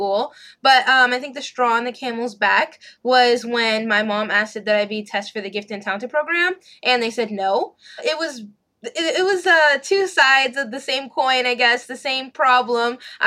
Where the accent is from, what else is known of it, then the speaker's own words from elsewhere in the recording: Texas, United States; also born or lived in Los Angeles, California; I was born in Los Angeles, and we didn't move here to Texas until I was in second grade.